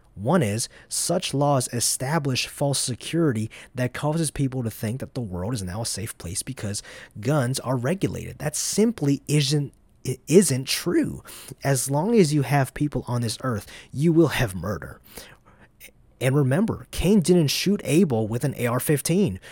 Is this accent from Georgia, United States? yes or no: yes; Dacula, Georgia, United States; also born or lived in Atlanta, Georgia; I'm from North Georgia. I was born in downtown Atlanta, Although for most of my life, I've lived in a city called Dacula, which is northeast of Atlanta